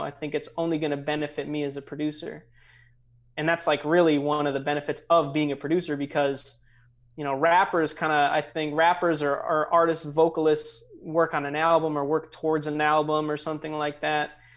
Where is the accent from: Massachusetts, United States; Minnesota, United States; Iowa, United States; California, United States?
Minnesota, United States; St. Louis Park; now in Chicago, United States; I grew up in, uh, Saint Louis Park, Minnesota, which is right outside Minneapolis